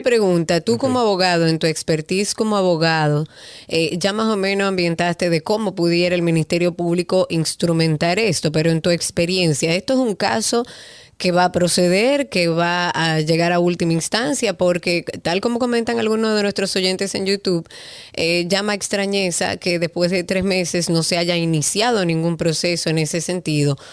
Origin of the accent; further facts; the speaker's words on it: Dominican Republic; A nosotros como dominicanos